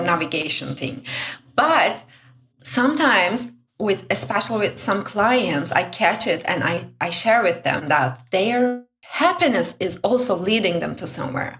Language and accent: English; Turkey; now in Brussels, Belgium; I'm originally from Turkey.